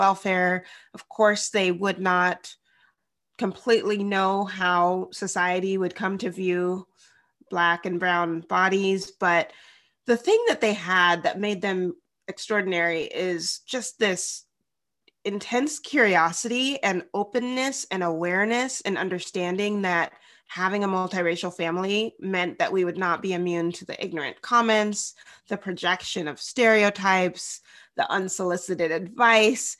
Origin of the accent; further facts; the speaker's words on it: Bellingham, Washington, United States; also born or lived in Tennessee; now in Seattle, United States; I grew up in Bellingham, Washington